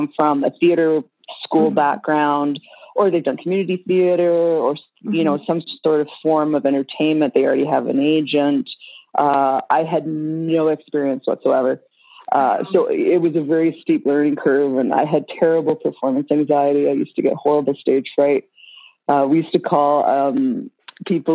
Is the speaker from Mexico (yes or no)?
no; Toronto, Ontario, Canada; moved away; back in Canada where I'm from. I'm from Toronto